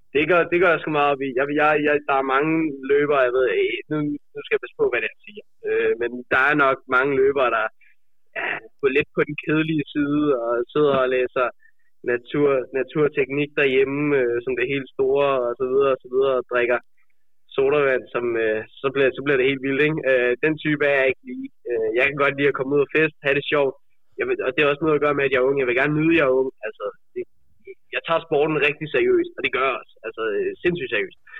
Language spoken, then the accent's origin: Danish; Denmark